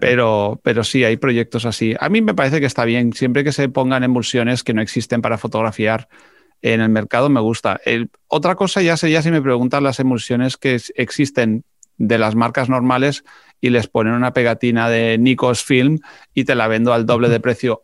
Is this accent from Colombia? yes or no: no; Spain; siendo español hablo en inglés